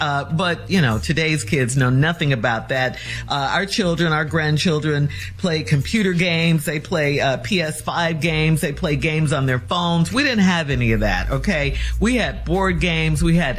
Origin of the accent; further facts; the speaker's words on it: Chicago, Illinois, United States; we had houses in Chicago